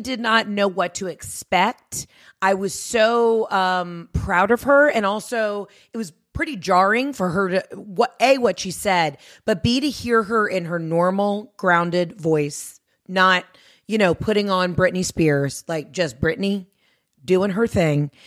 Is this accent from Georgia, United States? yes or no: yes; Georgia, United States; I'm from Georgia